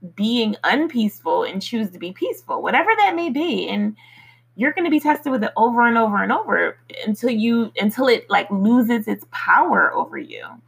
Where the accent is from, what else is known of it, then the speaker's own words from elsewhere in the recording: Philadelphia, Pennsylvania, United States; moved away; I grew up in Philly, in the streets of Philly